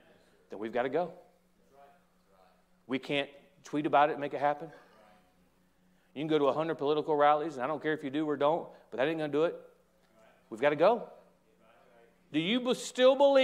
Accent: United States; I'm an American. I embrace

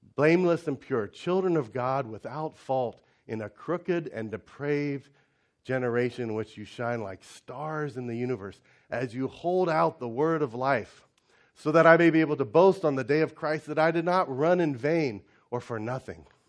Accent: United States; moved away as an adult; also born or lived in China; for an American

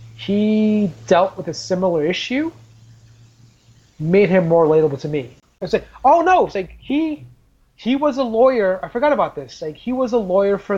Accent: Trinidad & Tobago; I'm Trinidadian

